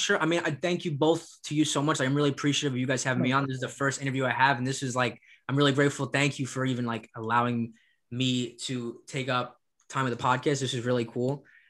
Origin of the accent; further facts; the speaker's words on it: New York City, New York, United States; born there; And it's like the fact that I was born in New York City